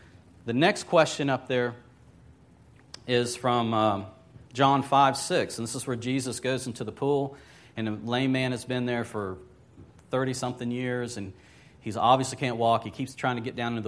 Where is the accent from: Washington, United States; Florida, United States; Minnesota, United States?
Florida, United States; Lakeland; also born or lived in Wauchula, Florida / Orlando, Florida; I grew up in Lakeland to a certain degree. Mom and Dad divorced when I was about age 13 or so. And Mom was from Wachula.